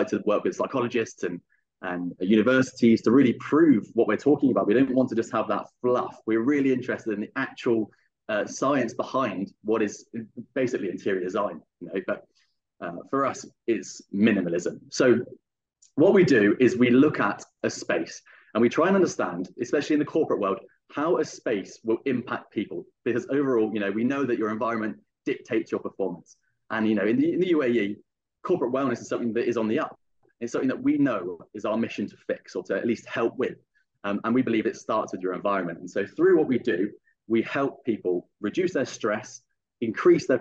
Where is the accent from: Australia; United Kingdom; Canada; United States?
United Kingdom; Bath, South West England; accent: English; moved away as an adult; now in Dubai, United Arab Emirates; we're originally from Bath in the UK in the southwest, 100 miles west of London. And we've been in Dubai for 6 months